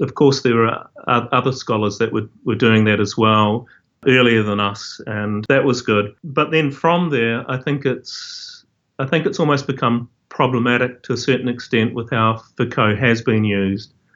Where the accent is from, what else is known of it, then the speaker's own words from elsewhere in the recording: New Zealand; I grew up in Aotearoa, New Zealand